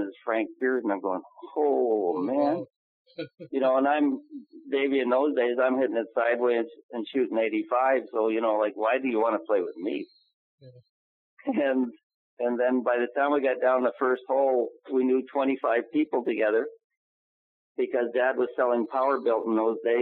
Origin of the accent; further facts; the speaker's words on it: Winnipeg, Manitoba, Canada; Winnipeg, Manitoba.